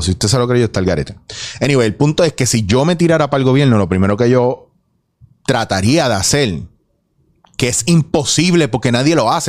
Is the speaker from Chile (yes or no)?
no; Puerto Rico; como puertorriqueños